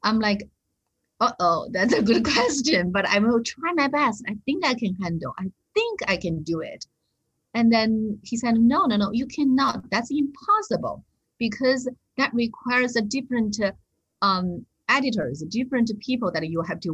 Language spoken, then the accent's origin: English; China; moved away; I come back from China